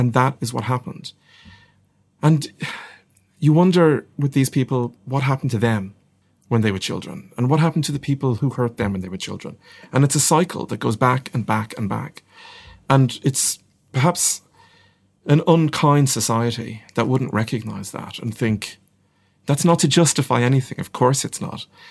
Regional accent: Ireland; I'm not ashamed to be Irish. I'm very proud to be Irish.

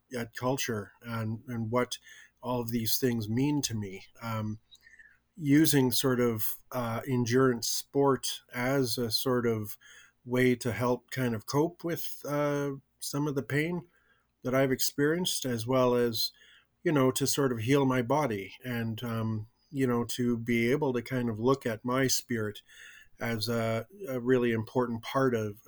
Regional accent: Winnipeg, Manitoba, Canada; also born or lived in Swan Lake First Nation, Manitoba; now in Vancouver, Canada; I was adopted out of my community at a very young age, and I grew up in Winnipeg in a non-native, you know, household.

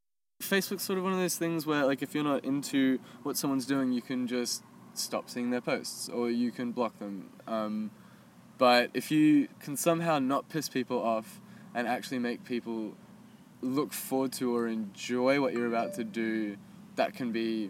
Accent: Texas, United States; the first one was about memories about growing up in Texas. So it was like 30 memories in 30 days of growing up in Texas.

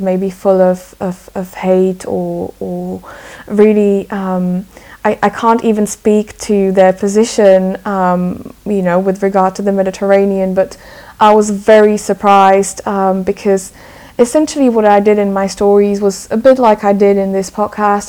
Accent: Slovakia; I'm originally from Slovakia, and I, I mostly write in English

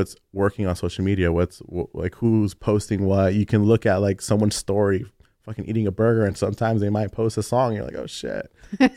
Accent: Los Angeles, California, United States; also born or lived in Alhambra, California; I grew up in East

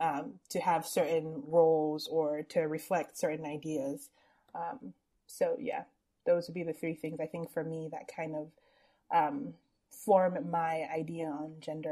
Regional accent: Nigeria; growing up as a Nigerian woman

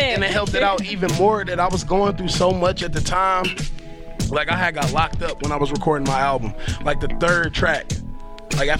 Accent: Detroit, Michigan, United States; I'm from Detroit

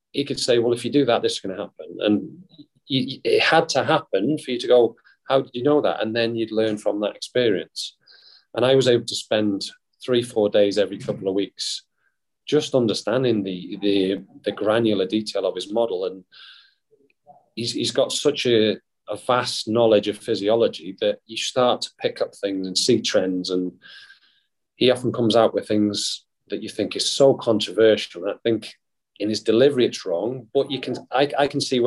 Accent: Wales, United Kingdom; being from my hometown, being Welsh

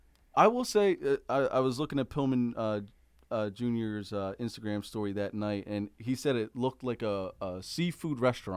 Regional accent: Philadelphia, Pennsylvania, United States; But I grew up in the Philadelphia area, so I knew of the neighborhood

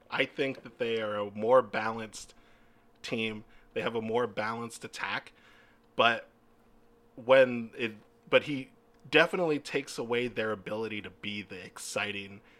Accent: the Bay Area, California, United States

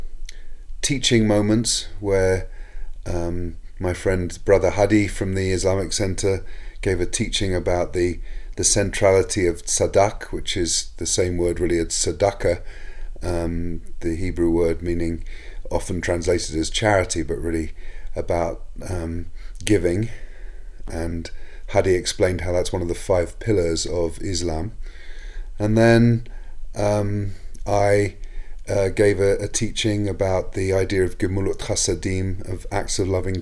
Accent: England, United Kingdom; now in United States; Growing up in England

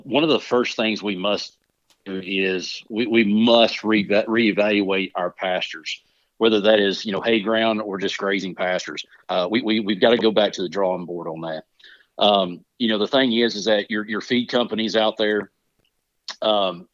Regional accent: Mount Pleasant, Texas, United States; moved away as an adult; now in West Virginia, United States; I grew up around cattle. I'm originally from the Texas, Mount Pleasant, Texas area. We ran cattle there.

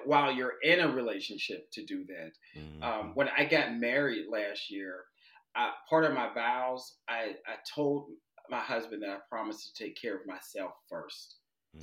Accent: Pittsburgh, Pennsylvania, United States; moved away as an adult; I'm originally from Pittsburgh, Pennsylvania, the, the, steel city of the Steelers

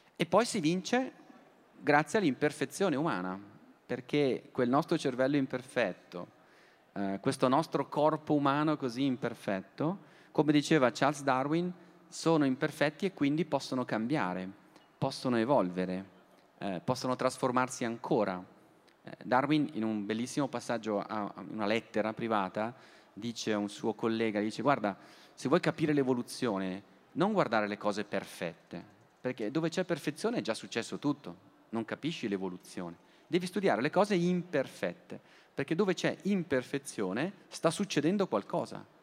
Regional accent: Bergamo, Lombardy, Italy; Io poi sono bergamasco

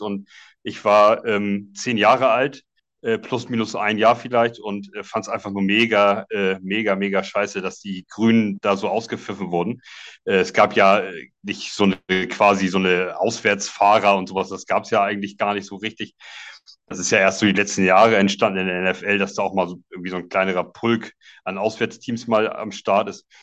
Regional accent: Schleswig-Holstein, Germany; komme aus äh, grob Hamburg. Es ist äh, in Wirklichkeit noch Schleswig-Holstein, aber zwei Kilometer von der Grenze weg

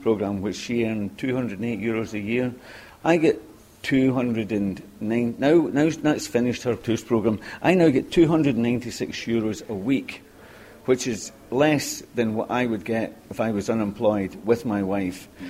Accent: Scotland, United Kingdom; moved away as an adult; now in Limerick, Ireland; I'm from Scotland

